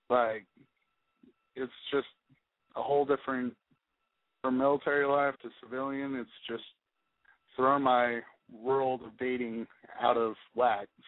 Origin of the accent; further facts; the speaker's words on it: California, United States; I'm from the Bay Area.